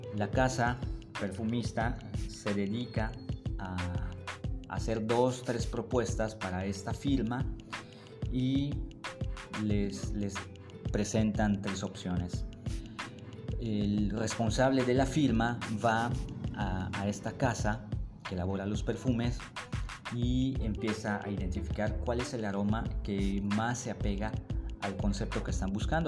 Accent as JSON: {"language": "Spanish", "town": "Mérida", "region": "Yucatán", "country": "Mexico"}